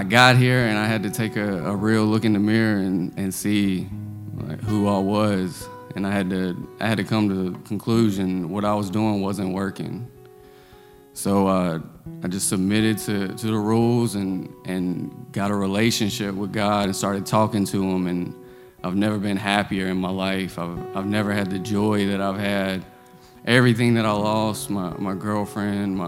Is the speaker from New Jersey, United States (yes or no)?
no; Greensboro, North Carolina, United States; I'm from Greensboro, North Carolina, 28 years old